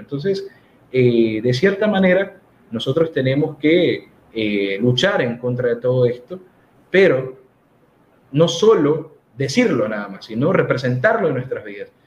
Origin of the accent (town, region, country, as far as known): Ecuador